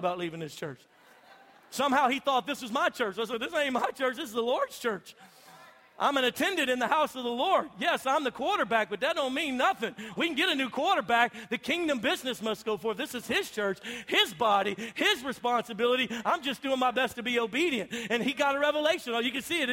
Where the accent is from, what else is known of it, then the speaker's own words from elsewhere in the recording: Louisiana, United States; moved away; I grew up in Louisiana